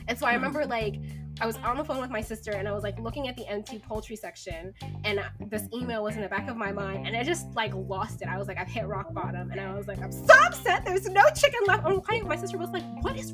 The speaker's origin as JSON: {"language": "English", "region": "Virginia", "country": "United States", "moved": "yes", "lives_now": "Seattle, United States", "said": "I'm from Virginia"}